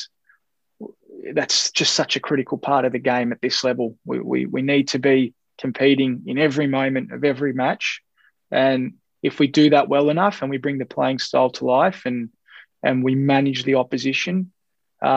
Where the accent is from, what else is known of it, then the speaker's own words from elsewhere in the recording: Australia; an Australian Greek